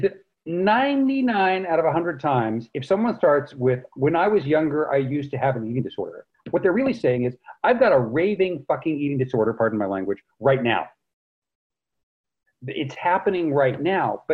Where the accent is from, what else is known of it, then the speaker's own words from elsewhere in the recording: Carmel-by-the-Sea, California, United States; I grew up in one of the most beautiful places in the world, Carmel by the Sea, California.